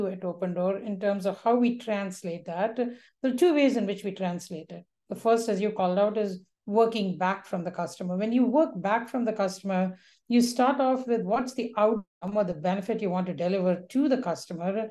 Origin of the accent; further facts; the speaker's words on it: India; moved away; when I was growing up in India, it was a very different India